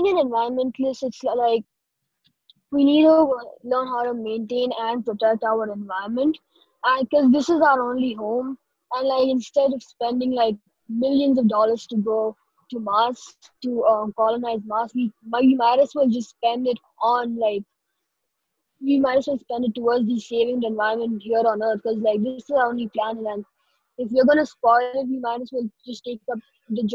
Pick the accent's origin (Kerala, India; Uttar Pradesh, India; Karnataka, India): Karnataka, India; Bangalore; I am 14 years old and I'm from Bangalore, India